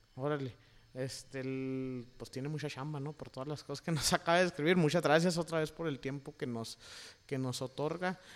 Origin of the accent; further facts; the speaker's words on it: Chihuahua, Mexico; moved away; en Chihuahua, de donde yo vengo